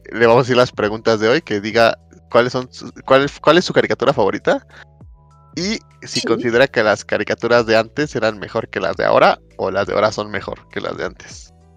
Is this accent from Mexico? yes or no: yes; Mexico; yo cuando era chico, eh, aquí en México